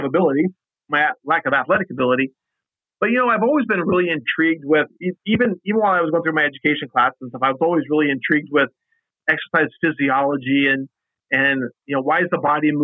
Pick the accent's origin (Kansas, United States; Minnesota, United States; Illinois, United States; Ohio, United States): Kansas, United States; Western; moved away as an adult; also born or lived in Indiana / Michigan; now in Tyler, United States; I was born and raised in Western Kansas, but I grew up at the University of Kansas as a student there.